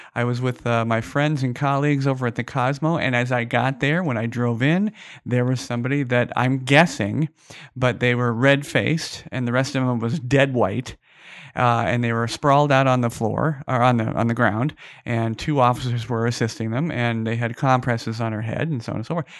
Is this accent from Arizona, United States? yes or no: yes; Phoenix, Arizona, United States; now in Las Vegas, United States; I'm originally from Phoenix, Arizona.